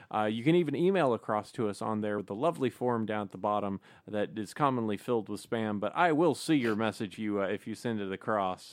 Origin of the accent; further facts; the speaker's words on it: Alabama, United States; I was born in Alabama.